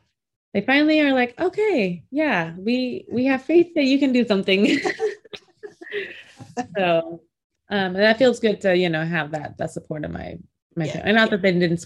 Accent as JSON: {"language": "English", "region": "Minnesota", "country": "United States", "tie": "born or raised there", "also_born_or_lived": "Philippines / Nebraska", "said": "My parents are Cambodian. I was born in the Philippines, but we came over here to the United States when I was 2 months old. My dad got sponsored in Minnesota, so we lived in Minnesota for a few years and then Nebraska."}